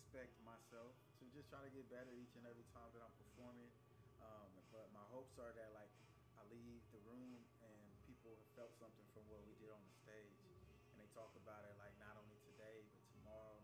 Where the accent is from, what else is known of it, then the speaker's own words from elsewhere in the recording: Sacramento, California, United States; also born or lived in Bay Area; I'm from Sacramento, but I lived uh, a portion of my life up in the Bay Area